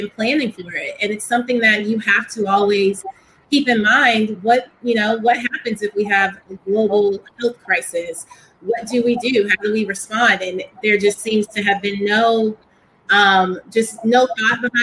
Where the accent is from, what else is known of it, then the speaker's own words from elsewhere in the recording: Texas, United States; I'm from Texas